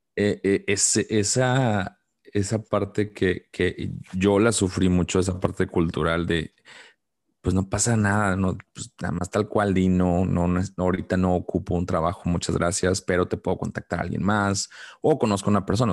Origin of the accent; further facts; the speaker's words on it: Mexico; como mexicano